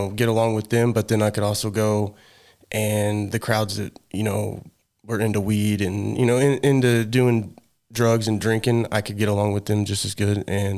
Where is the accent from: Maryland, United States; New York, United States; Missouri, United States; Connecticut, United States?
Missouri, United States; Rogersville